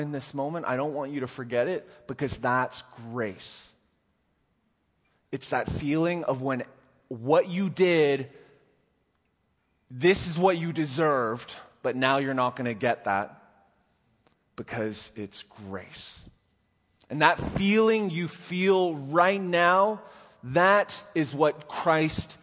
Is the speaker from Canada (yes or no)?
yes; Canada; I'm Canadian